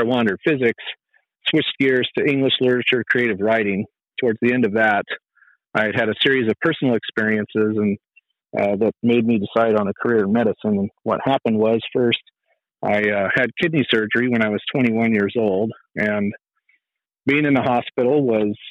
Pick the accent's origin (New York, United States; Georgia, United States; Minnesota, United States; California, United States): California, United States; Fresno; moved away; also born or lived in Tucson; I was born and raised in Fresno, California